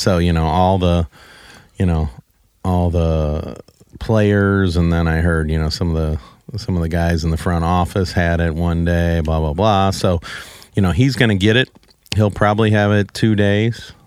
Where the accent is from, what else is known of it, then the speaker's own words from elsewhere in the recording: Saint Charles, Missouri, United States; I grew up in Saint Charles, so I know all about Saint Charles